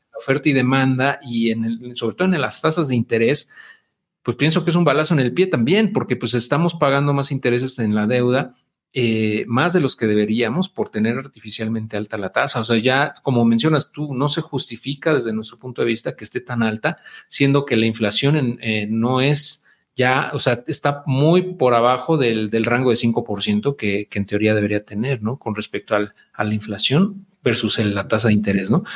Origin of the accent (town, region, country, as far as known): Mexico